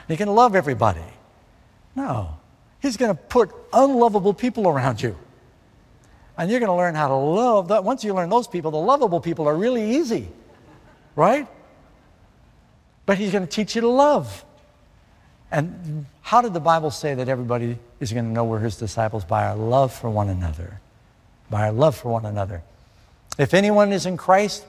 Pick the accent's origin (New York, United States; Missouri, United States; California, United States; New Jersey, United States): New York, United States; New York City; I'm from New York City